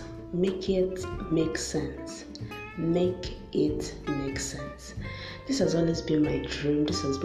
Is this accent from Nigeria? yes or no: yes; Nigeria; I'm a Nigerian